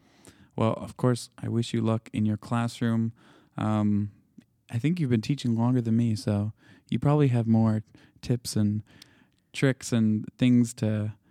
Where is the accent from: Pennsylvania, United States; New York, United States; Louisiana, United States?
Louisiana, United States; I'm actually from Louisiana originally, so I have a lot of that Acadian, Cajun